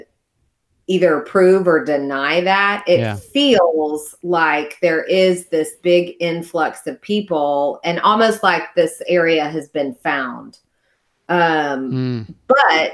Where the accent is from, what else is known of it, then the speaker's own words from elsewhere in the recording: Dallas, Texas, United States; I was born in West Texas, and then my family moved to Dallas, really Highland Park, when I was 4. And so I grew up in this area